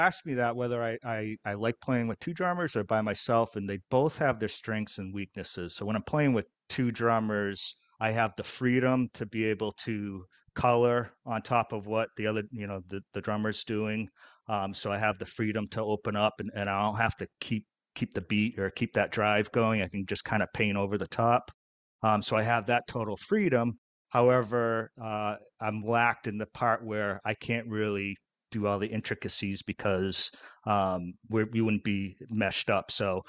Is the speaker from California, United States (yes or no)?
no; Massachusetts, United States; Where I grew up in Massachusetts, it was very rural.